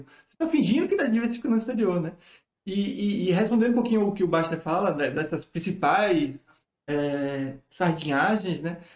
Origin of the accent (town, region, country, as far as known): Brazil